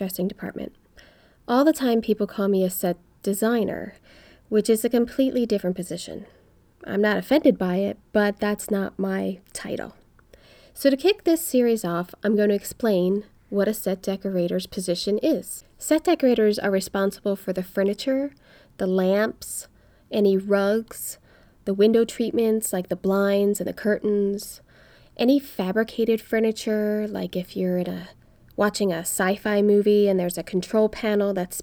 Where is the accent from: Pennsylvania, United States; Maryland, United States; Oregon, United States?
Pennsylvania, United States; Philadelphia; moved away as an adult; now in Los Angeles, United States; I'm from Philly. I moved to LA after college.